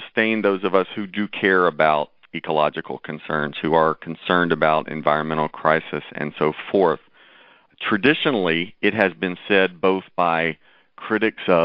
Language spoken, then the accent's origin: English; Tennessee, United States; also born or lived in Nashville, Tennessee; now in Chicago, United States; I was born in Tennessee and lived there for a number of years